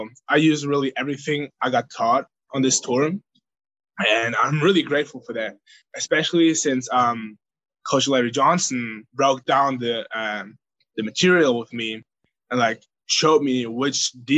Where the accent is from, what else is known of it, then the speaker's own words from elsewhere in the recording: Bavaria, Germany; now in United States; I grew up there